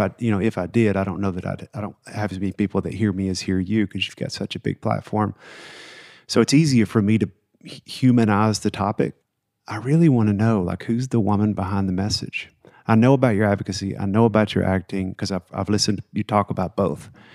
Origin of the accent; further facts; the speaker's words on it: the South, United States; I grew up in the South.